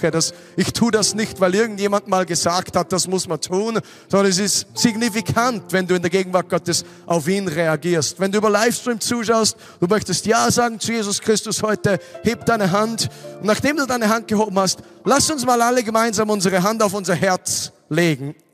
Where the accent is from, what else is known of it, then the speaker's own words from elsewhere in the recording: Austria; Weißt du, ich komme aus Österreich, ich bin zwei Stunden 47 Minuten oder so gefahren.